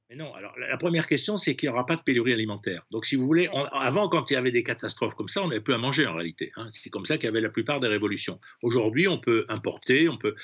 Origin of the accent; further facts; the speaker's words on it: Provence-Alpes-Côte d'Azur, France; chez moi en Provence, on arrose en fait les vergers la nuit